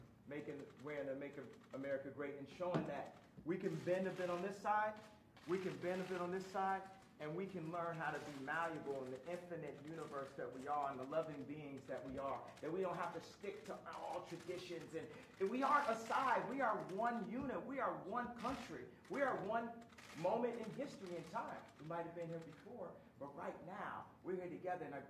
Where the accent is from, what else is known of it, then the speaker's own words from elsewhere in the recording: Chicago, Illinois, United States; my hometown of Chicago